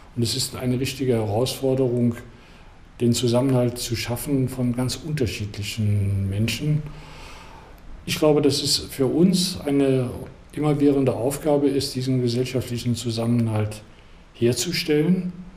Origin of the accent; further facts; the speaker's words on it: Koblenz, Rhineland-Palatinate, Germany; now in Wolfsburg, Germany; ich, das hört man an der Sprache ja, kein gebürtiger Niedersachse, sondern bin aus Koblenz gekommen, fühle mich mittlerweile als Niedersachse.